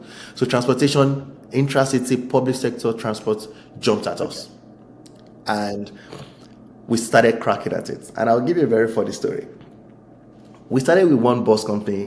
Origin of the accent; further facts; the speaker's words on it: Nigeria; I'm a Nigerian citizen